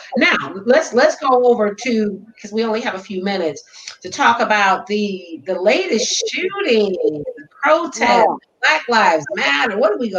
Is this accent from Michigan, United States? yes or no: yes; Detroit, Michigan, United States; I'm from Detroit, and I've never known black folks to carry guns.